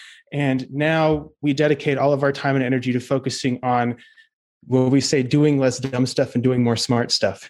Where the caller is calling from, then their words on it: Austin, Texas, United States; I am speaking from Austin, Texas.